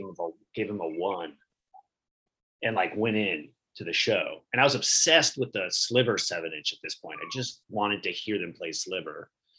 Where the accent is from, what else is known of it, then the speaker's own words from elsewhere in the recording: Orange County, California, United States; also born or lived in Eugene, Oregon; I grew up in Orange County and I'd moved to Eugene, Oregon to go to school at the University of Oregon.